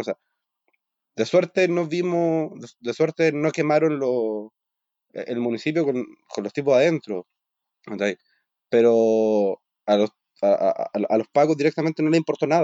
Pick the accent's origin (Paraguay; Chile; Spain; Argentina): Chile; nosotros como chilenos